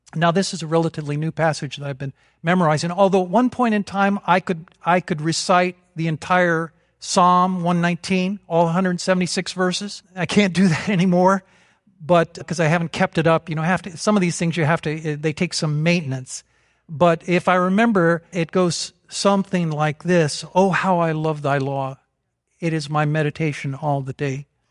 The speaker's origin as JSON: {"language": "English", "region": "Vermont", "country": "United States", "said": "we're from Vermont."}